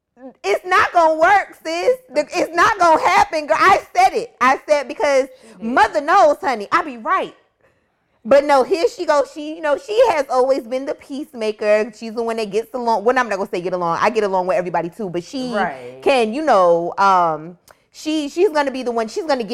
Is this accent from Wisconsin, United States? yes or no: no; Miami, Florida, United States; We grew up in Dade County, Miami.